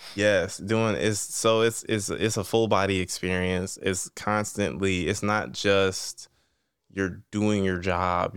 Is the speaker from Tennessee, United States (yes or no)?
no; East Cleveland, Ohio, United States; I'm from East Cleveland